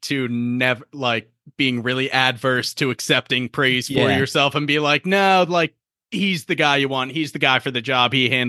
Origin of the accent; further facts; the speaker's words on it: Ireland; You know, they like me because I'm Irish.